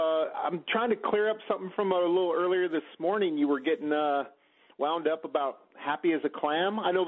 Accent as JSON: {"language": "English", "region": "California", "country": "United States", "moved": "yes", "said": "I'm originally from California"}